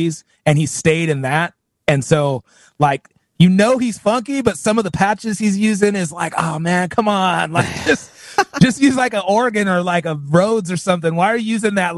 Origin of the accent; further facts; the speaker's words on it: California, United States; I was born and raised in California